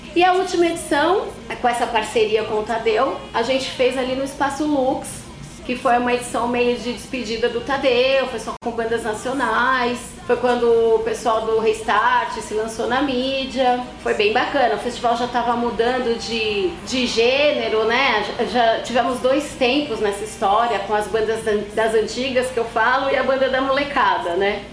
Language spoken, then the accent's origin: Portuguese; São Paulo, Brazil; born or raised there; also born or lived in São Bernardo do Campo